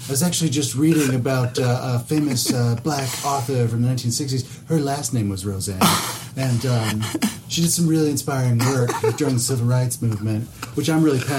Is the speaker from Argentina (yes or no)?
yes; Argentina; that is America pushing my home country of Argentina.